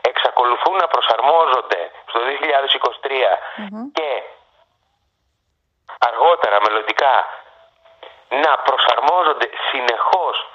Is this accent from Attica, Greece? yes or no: no; Lemnos, North Aegean, Greece; born or raised there